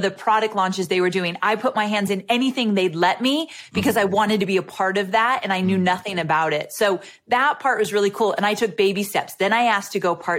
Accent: California, United States; moved away as an adult; also born or lived in Santa Barbara; now in Nashville, United States; And I live in Nashville, Tennessee, but I just moved from California where I was born and raised.

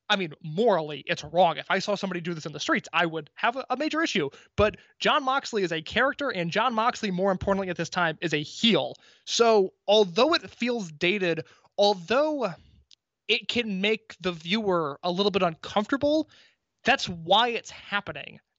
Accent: Midwest, United States; I grew up in the Midwest.

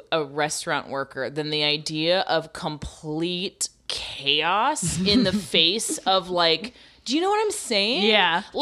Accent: New York, United States; something I've never seen in my 50 years as a New Yorker happened.

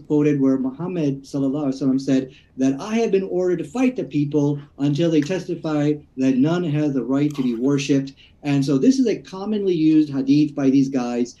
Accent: Peoria, Illinois, United States; we're both from Peoria, Illinois

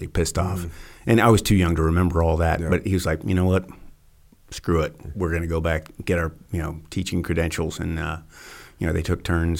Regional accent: Pismo Beach, California, United States; I did all my elementary school in a little place called Pismo Beach

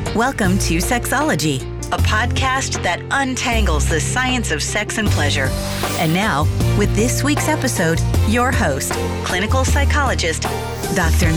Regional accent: Iran; moved away; I grew up in Iran during religious kind of like government governing and all

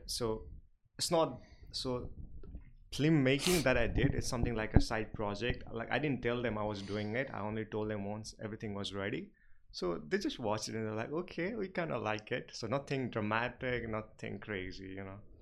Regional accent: Nepal; English is a second language; moved away as an adult; even though I was from Nepal, but when we go to school, like private school, we study in English from class nursery

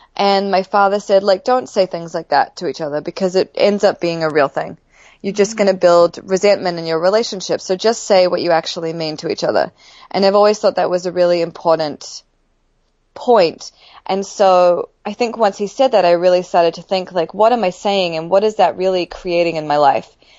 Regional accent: New Zealand; I grew up in New Zealand

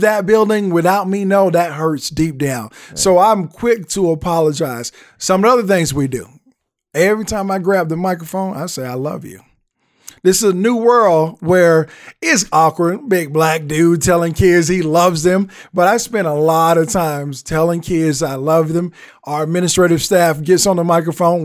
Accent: the South, United States; I'm a Southerner, so I grew up with that whole traditional respect

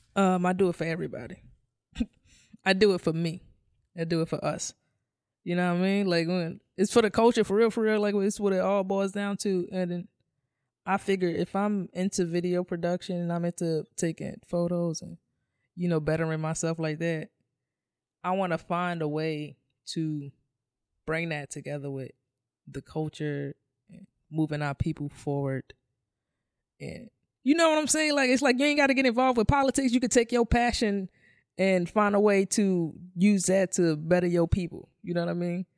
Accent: New York City, New York, United States; I come from, I come from New York City housing

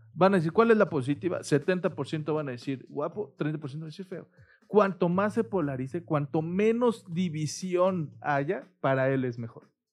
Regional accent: Mexico; Los mexicanos

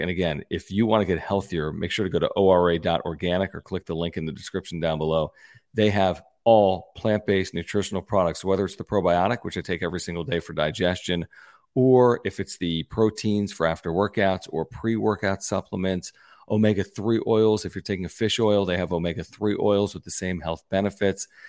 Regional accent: Pennsylvania, United States; now in San Diego, United States; I grew up in Pennsylvania

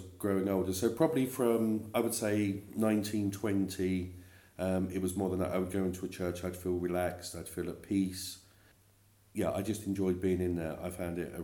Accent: Milton Keynes, South East England, United Kingdom; accent: East End; also born or lived in East End of London; I'm actually born and bred in Buckinghamshire.

